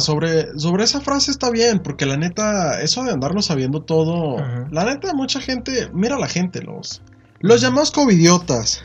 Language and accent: Spanish; Mexico